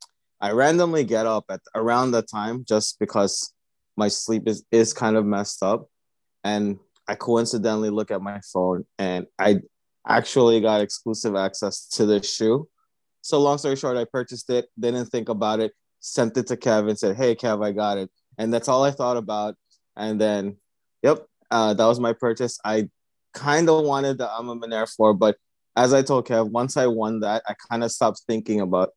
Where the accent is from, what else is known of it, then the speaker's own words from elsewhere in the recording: Philippines; I'm from the Philippines